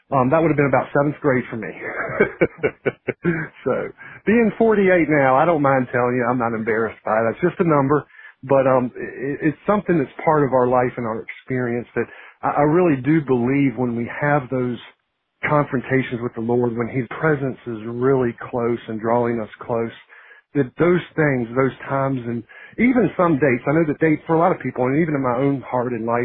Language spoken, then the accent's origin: English; Harrisonburg, Virginia, United States; moved away as an adult; now in Beaufort, United States; of Virginia, right there in the heart of the valley at Harrisonburg, and grew up there, was reared there, went to school at Bridgewater College, just down to the south there of Harrisonburg. Graduated there, met my wife over in Charlottesville, but we lived in Harrisonburg for several years after we were married.